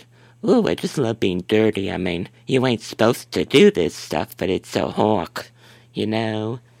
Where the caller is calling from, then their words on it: Chicago, Illinois, United States; I'm calling from Chicago.